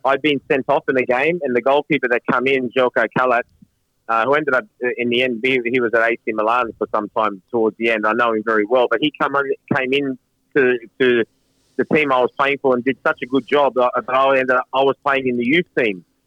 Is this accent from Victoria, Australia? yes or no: no; Sydney, New South Wales, Australia; also born or lived in London / Manchester; Sydney, uh, where I grew up here in Australia.